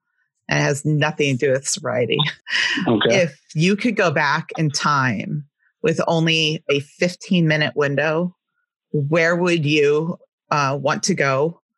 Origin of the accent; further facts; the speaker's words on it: Southern California, United States; accent: West Coast; I grew up in Southern California.